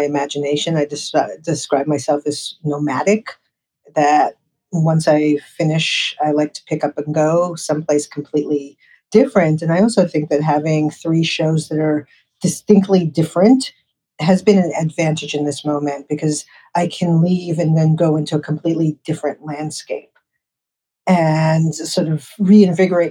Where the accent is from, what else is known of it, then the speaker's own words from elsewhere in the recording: New York City, New York, United States; I grew up in New York City